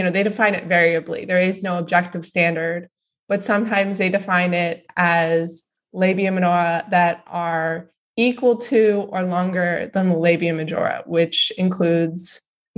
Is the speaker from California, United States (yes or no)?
no; Dallas, Texas, United States; I grew up in Dallas, Texas.